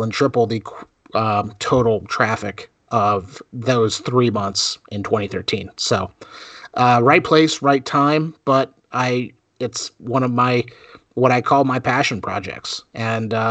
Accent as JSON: {"language": "English", "region": "South Florida", "country": "United States", "tie": "born or raised there", "also_born_or_lived": "North Carolina", "moved": "yes", "said": "I grew up in South Florida, where Orlando was a day trip for us."}